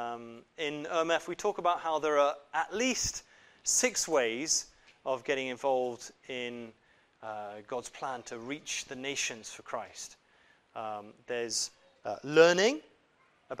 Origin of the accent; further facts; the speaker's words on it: Japan; now in United Kingdom; I was born in Japan and grew up in Japan